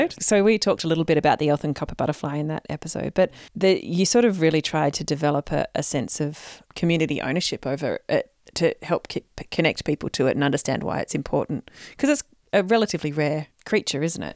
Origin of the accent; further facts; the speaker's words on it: central Victoria, Australia; my small town in central Victoria